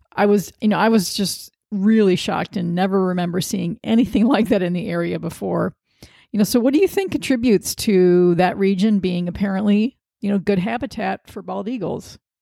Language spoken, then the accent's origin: English; Sandusky, Ohio, United States; moved away as an adult; now in Washington, D.C., United States; I've lived in Washington, D C for thirty years, but I'm from Sandusky, Ohio